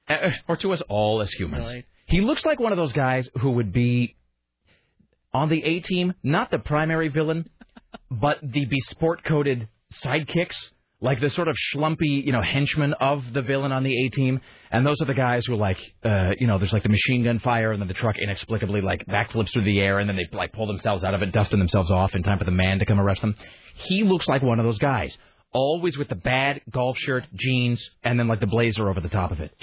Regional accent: Kennewick, Washington, United States; moved away; also born or lived in Utah / San Diego; growing up in the Northwest and growing up in, in Washington

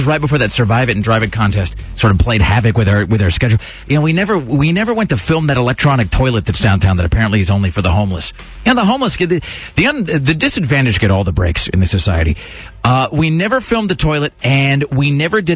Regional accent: the Northwest, Pacific Northwest, United States; now in Portland, United States; I'm from the Northwest, and I was gone for, a fair number of years, but I've been here for, 12 years or something now.

